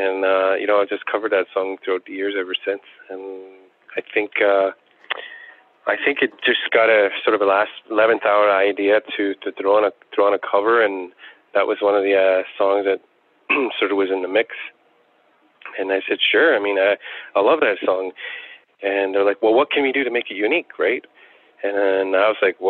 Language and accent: English; Attawapiskat, Ontario, Canada; growing up in Attawapiskat, I knew only one person who played the harmonica